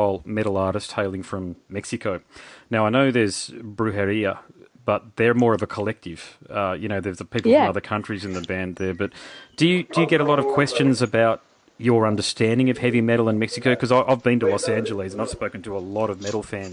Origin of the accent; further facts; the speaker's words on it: Australia; I'm an Australian